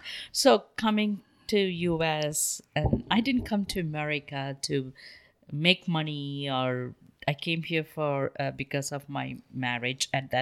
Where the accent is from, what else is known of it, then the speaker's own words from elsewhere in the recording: India; I want to write a book because I grew up in India in a very, very powerful family.